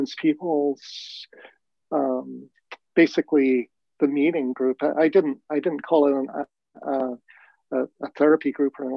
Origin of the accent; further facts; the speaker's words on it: London, United Kingdom; moved away; I was born in London, England. I was born into a racist, prejudiced environment